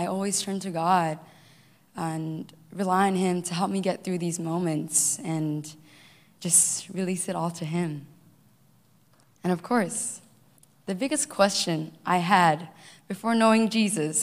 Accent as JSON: {"language": "English", "country": "Malaysia", "tie": "born or raised there", "also_born_or_lived": "Cupertino, United States / Hawaii, United States", "moved": "as an adult", "lives_now": "United States", "said": "I was born and raised in Malaysia, moved all the way here to the U.S."}